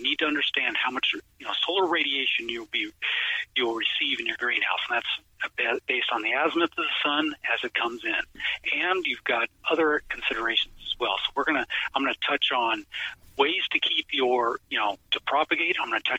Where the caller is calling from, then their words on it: Portland, Oregon, United States; And we're calling here from Portland, Oregon, and it's beautiful and sunny. Doesn't rain every day, but yes.